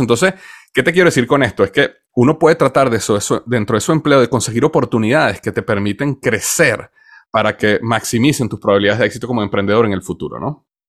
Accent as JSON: {"language": "Spanish", "country": "Venezuela", "tie": "born or raised there", "also_born_or_lived": "United States / Cincinnati", "moved": "as an adult", "said": "nací en Estados Unidos, pero crecí en Venezuela"}